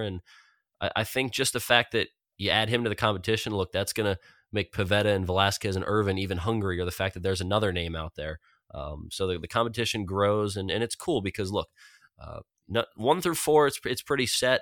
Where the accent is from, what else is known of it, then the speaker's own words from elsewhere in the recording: Philadelphia, Pennsylvania, United States; my hometown team